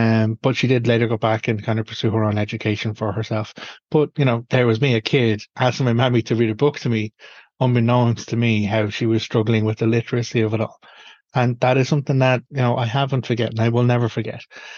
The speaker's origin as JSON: {"language": "English", "country": "Ireland", "said": "the experiential life of me as an Irish pagan"}